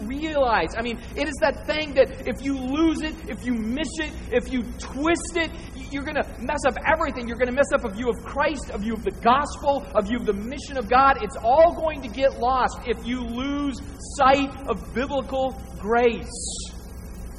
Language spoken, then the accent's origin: English; Northern Arizona, United States; I'm from Northern Arizona